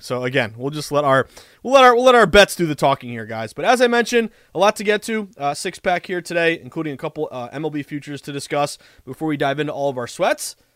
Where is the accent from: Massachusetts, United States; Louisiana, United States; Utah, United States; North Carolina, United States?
Massachusetts, United States; Western; also born or lived in Boston; I'm from Western Mass.